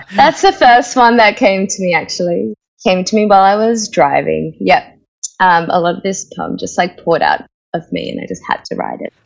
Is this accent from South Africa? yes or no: no; Australia; accent: Australian; also born or lived in India; I am an Australian, I'm an Indian Australian. Uh, my family moved to Australia when I was four.